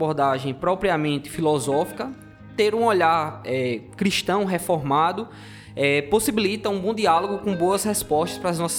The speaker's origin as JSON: {"language": "Portuguese", "town": "João Pessoa", "region": "Paraíba", "country": "Brazil", "said": "sou aqui de João Pessoa também, é, da igreja de Betel Torre"}